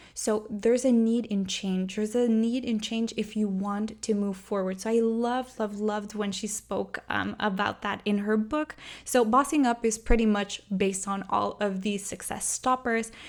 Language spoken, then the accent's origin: English; Montreal, Quebec, Canada; I'm from Montreal